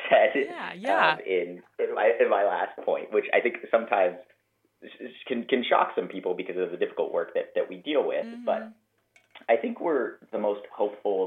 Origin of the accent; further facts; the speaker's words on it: Denver, Colorado, United States; moved away as an adult; now in Montgomery, United States; I grew up in Denver, Colorado